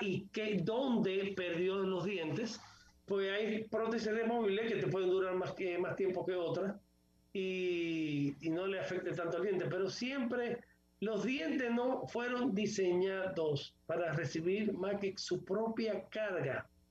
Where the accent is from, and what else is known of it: Dominican Republic